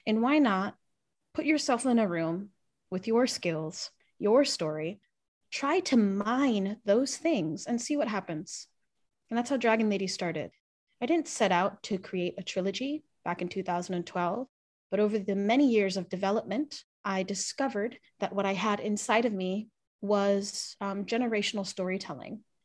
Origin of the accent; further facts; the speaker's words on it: Pacific Northwest, United States; I'm a first generation Filipino, Chinese, Hawaiian, American, growing up in the Pacific Northwest and repping the culture that is here